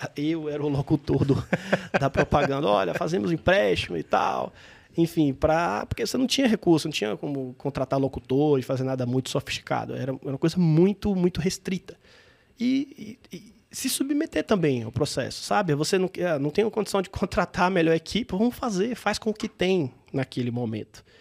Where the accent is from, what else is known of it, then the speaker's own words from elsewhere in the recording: interior of Bahia, Brazil; also born or lived in Salvador; eu sou um baiano, de, do, nasci em Salvador, mas cresci no interior da Bahia